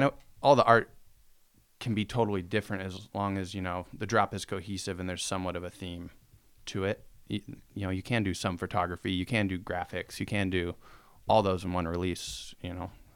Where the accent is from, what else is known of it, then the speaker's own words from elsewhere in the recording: Spokane, Washington, United States; growing up in Spokane